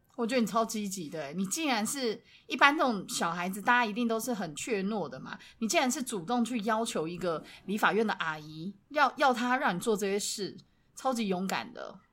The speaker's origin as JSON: {"language": "Chinese", "country": "Taiwan", "tie": "born or raised there", "said": "我们从小在台湾长大"}